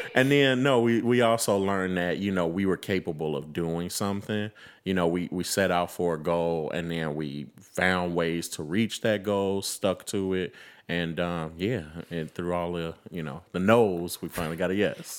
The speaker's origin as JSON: {"language": "English", "town": "Chicago", "region": "Illinois", "country": "United States", "tie": "born or raised there", "also_born_or_lived": "Memphis, Tennessee", "said": "I am a, uh, Chicago Southside native"}